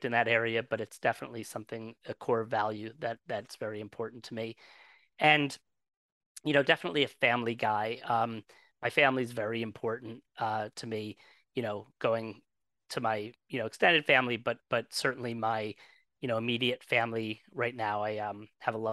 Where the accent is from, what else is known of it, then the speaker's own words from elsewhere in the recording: New Jersey, United States; I'm from New Jersey. I spent most of my life in New Jersey